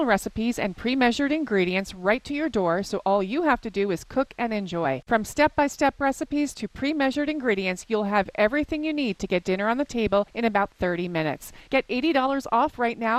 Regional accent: New Jersey, United States; I grew up in New Jersey

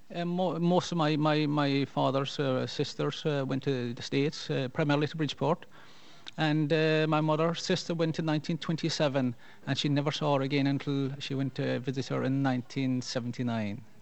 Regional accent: Kerry, Munster, Ireland; first language Irish; When I was a child, I spoke Gaelic, and uh, most people in Kerry would have some

